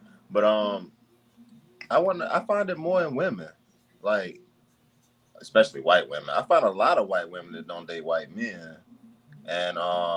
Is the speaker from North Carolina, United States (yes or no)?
yes; North Carolina, United States; moved away; also born or lived in Washington, D.C.; I grew up in the country I grew up in North Carolina